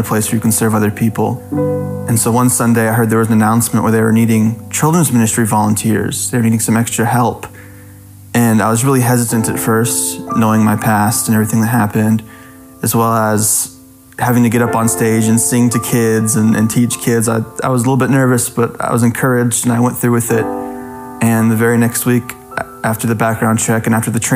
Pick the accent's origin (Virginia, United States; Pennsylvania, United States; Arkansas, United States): Arkansas, United States; Greenland; I grew up here in Greenland, just a little bit south of Fayetteville.